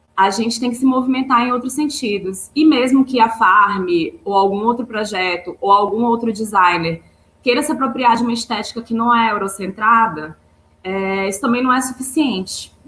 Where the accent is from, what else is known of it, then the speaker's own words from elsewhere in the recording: Maranhão, Brazil; moved away as an adult; now in Rio de Janeiro, Brazil; Eu sou maranhense, me formei no Maranhão